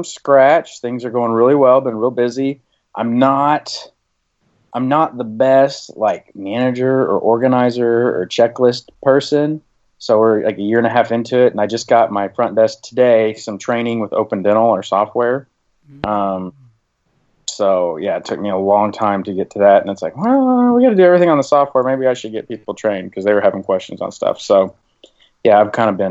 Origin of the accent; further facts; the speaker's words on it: Siloam Springs, Arkansas, United States; moved away as an adult; also born or lived in Kansas City / Oklahoma City; I'm from Arkansas. I grew up in a little town called Siloam Springs, Arkansas